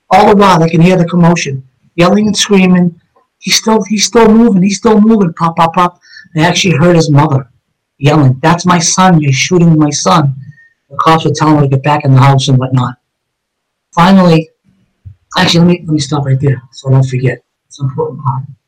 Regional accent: Somerville, Massachusetts, United States; I grew up in East Somerville, with all my childhood friends

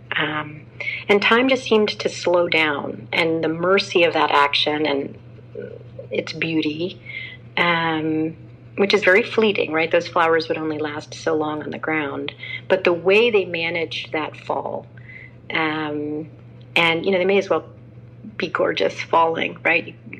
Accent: Houston, Texas, United States; moved away; same district where I went to school in Houston, Texas. And I told Teach for America I would go almost anywhere. They kept me in my hometown.

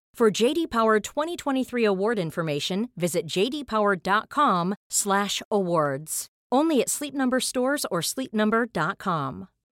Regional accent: Newcastle upon Tyne, North East England, United Kingdom; I'm a Geordie

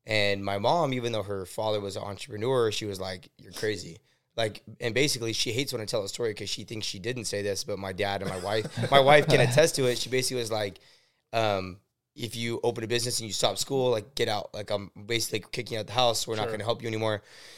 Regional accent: Oxnard, California, United States; So born and raised in Wyoming. Well, Oxnard, basically. We went to school in Oxnard. So, I grew up.

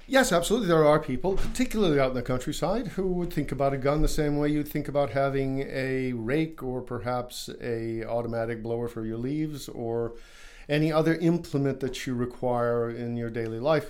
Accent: United States; as an American

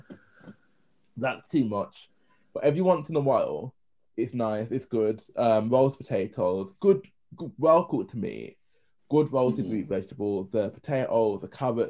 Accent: United Kingdom; We're British

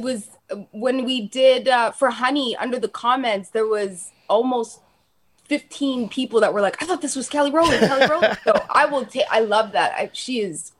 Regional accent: Toronto, Ontario, Canada; also born or lived in Calgary, Alberta; I grew up in Dixon

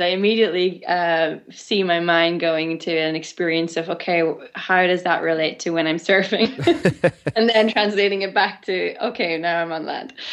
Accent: Ireland; growing up in Ireland with all the myths and legends

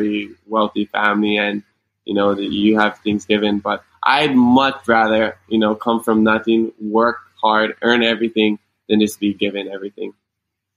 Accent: Hawaii, United States; Growing up in Hawaii

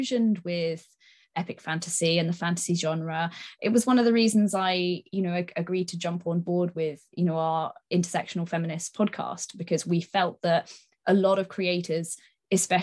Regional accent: Sidmouth, South West England, United Kingdom; my hometown in Sidmouth in East Devon

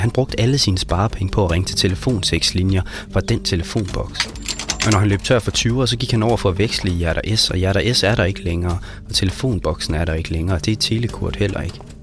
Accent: Brædstrup, Central Denmark Region, Denmark; born or raised there; moved away

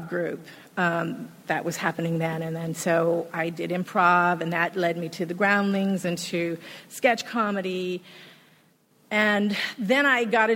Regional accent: Hawaii, United States; moved away as an adult; also born or lived in Los Angeles; I'm originally from Hawaii

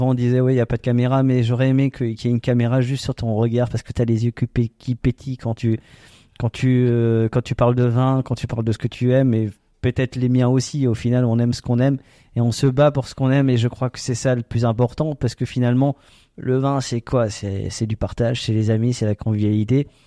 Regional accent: Alsace, France; on est alsacien.

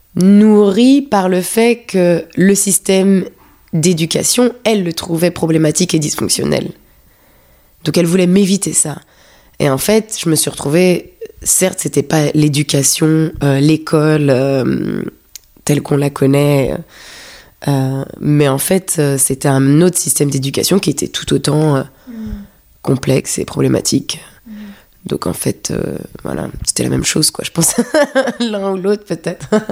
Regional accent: Paris, Île-de-France, France; born or raised there; moved away as an adult; also born or lived in London

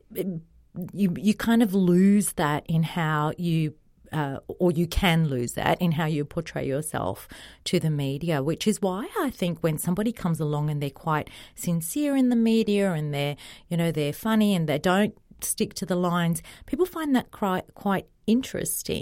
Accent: Australia; also born or lived in Egypt; my parents came to Australia when I was two from Egypt

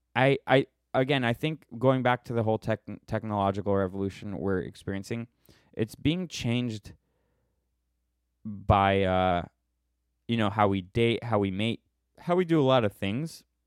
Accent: United States; we're American

